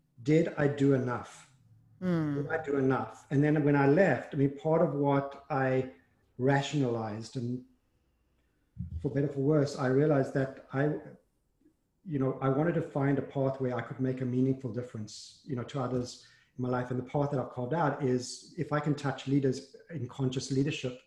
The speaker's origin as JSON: {"language": "English", "country": "South Africa", "tie": "born or raised there", "moved": "yes", "said": "I grew up in South Africa, and I grew up, went to a Jewish day school."}